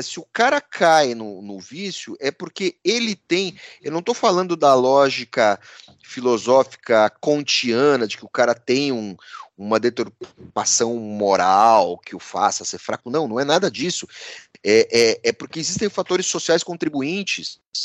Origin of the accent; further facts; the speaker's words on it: São Paulo, Brazil; Nós todos aqui paulistanos Paulistas, eh, paulistanos quase da gema, porque né, dois, eh, três não são da cidade de São Paulo, mas somos paulistanos